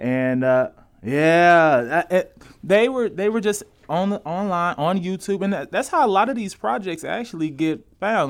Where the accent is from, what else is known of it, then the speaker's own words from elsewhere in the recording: St. Louis, Missouri, United States; moved away; I'm from Saint Louis